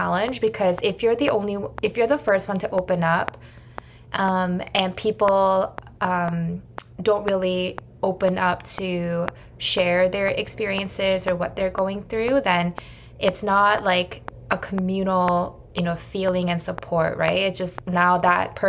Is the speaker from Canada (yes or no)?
yes; Canada; grew up with, like as a Canadian